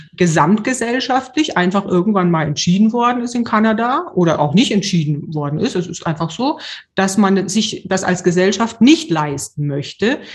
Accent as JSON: {"language": "German", "country": "Germany", "said": "ich als Deutsche"}